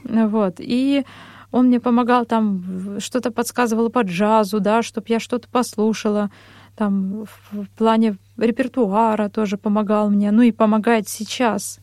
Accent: Ozyorsk, Chelyabinsk Oblast, Russia; also born or lived in Vishnevogorsk / Verkhnyaya Pyshma / Kursk; now in Moscow, Russia; я родом из Челябинской области, э, город Озерск. Позже переехали в поселок Вишневогорск

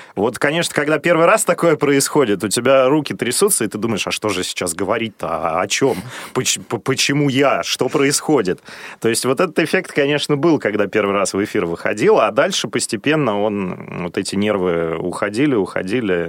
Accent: Odintsovo, Moscow Oblast, Russia; Я вырос в Подмосковье, при том, что родился я в Москве, да, но рос э, в Одинцово

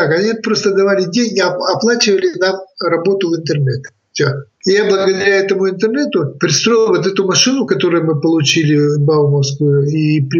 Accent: Biysk, Altai Krai, Russia; То есть я приехал из Бийска, и сразу меня взяли в библиотеку работать.

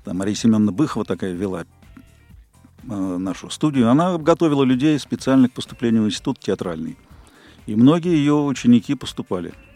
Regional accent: Moscow, Russia; родился в Москве в далеком 54 году. Садик, школа, институт

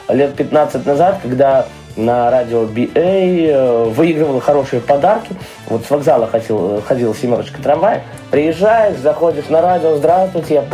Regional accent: Belarus; Ну, на то мы и белорусы. Зарабатываем на бульбу, мясо и сало.

